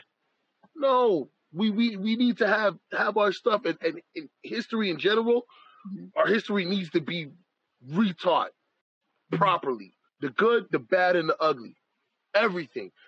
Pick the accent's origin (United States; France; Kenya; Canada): Canada; I am a Canadian-born person. My family is from Jamaica. So my heritage is Jamaican. I am a Canadian